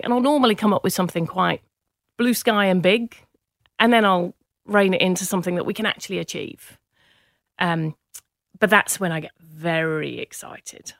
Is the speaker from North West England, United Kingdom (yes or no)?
yes; Manchester, North West England, United Kingdom; accent: English; moved away; also born or lived in Cheshire; I grew up in Manchester, in the U K